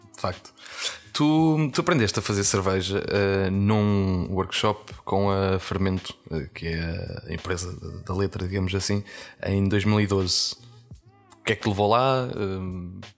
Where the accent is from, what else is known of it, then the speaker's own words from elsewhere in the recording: Portugal; nós enquanto portugueses